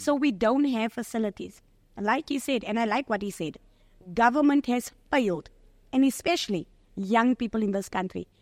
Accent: Johannesburg, Gauteng, South Africa; I'm from Eldorado Park

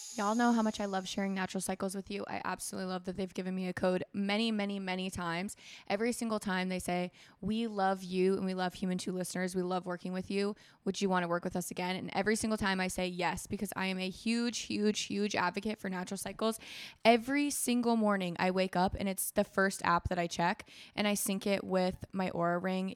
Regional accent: Florida, United States; moved away; also born or lived in Minnesota; I was raised in Florida with my mom

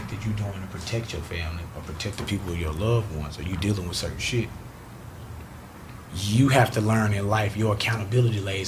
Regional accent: Chattanooga, Tennessee, United States; also born or lived in Houston, Texas; now in Missouri City, United States; My father and my grandfather and my great-grandfather raised me. I'm from Chattanooga, Tennessee, a small town. Before I moved to Houston and started living in Mo City

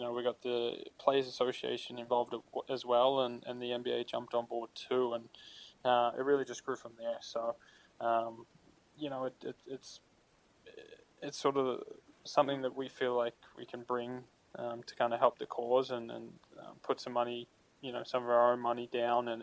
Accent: Australia; now in United States

